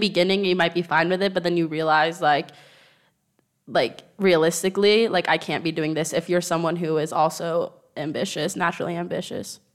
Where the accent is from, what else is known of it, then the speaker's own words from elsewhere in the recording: United States; moved away as an adult; now in Madrid, Spain; I'm American